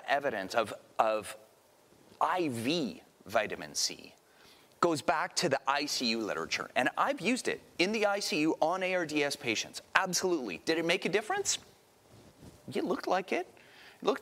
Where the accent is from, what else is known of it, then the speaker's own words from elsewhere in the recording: outside of Toronto, Ontario, Canada; moved away; I grew up outside of Toronto